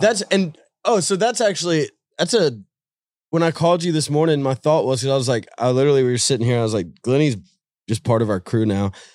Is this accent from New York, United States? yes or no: no; Nashville, Tennessee, United States; being from Nashville